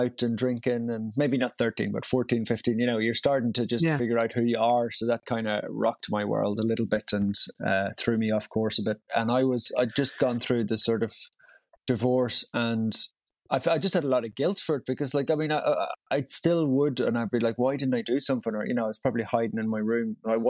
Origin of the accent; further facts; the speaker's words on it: Brussels, Brussels-Capital Region, Belgium; also born or lived in Tyrone, United Kingdom; I grew up in Brussels, but was born in the north in Tyrone. And yeah, I've kept the, I mean, all my friends were Irish growing up abroad.